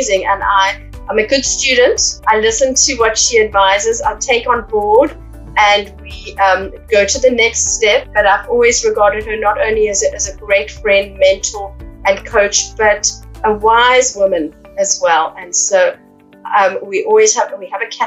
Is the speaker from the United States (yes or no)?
no; Cape Town, Western Cape, South Africa; moved away as an adult; also born or lived in Johannesburg, South Africa; now in United Kingdom; my hometown in Cape Town